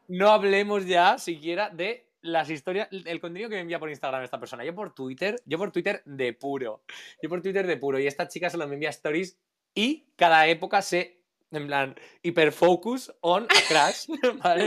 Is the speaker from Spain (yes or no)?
yes; Spain; soy español, pero segundo de todo, soy un chico mediterráneo